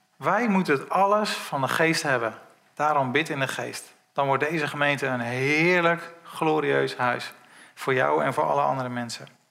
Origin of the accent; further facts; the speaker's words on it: Netherlands; wij zijn als Nederlanders